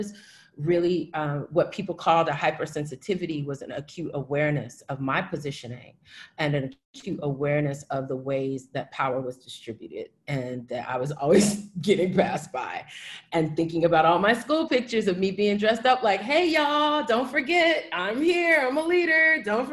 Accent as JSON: {"language": "English", "town": "Houston", "region": "Texas", "country": "United States", "tie": "born or raised there", "said": "as a child growing up in Houston, in a very creative family"}